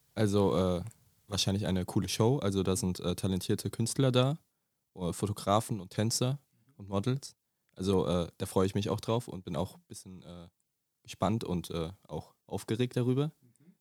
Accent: Dietzenbach, Hesse, Germany; Ich komme aus Dietzenbach

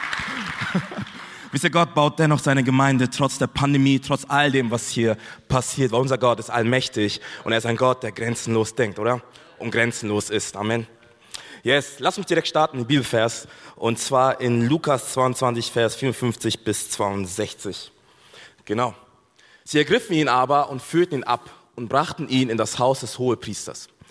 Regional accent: Bavaria, Germany; ich komme aus Bayern.

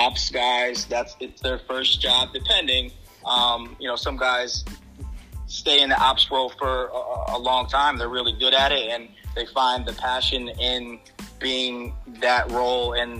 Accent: Albany, New York, United States; I'm from Albany, New York

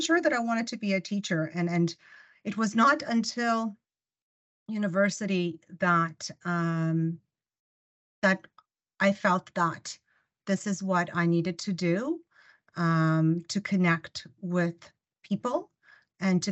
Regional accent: Ukraine; first language Russian; English is a second language; now in Canada; I was born in the Ukraine

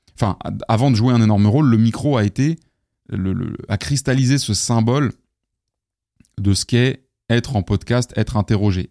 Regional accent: Paris, Île-de-France, France; je viens du, du quinzième sud-ouest, donc, euh, euh, vers Ballard

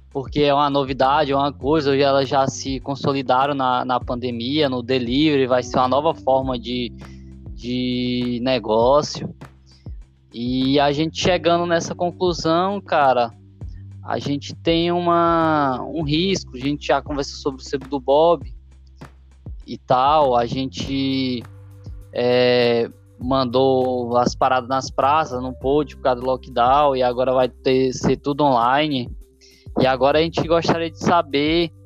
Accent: Brazil; a gente é brasileiro

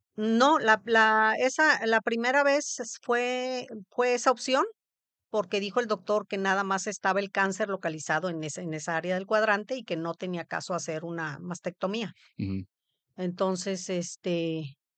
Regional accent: Papantla, Veracruz, Mexico; also born or lived in Poza Rica; yo viví, nací en Papantla, Veracruz.

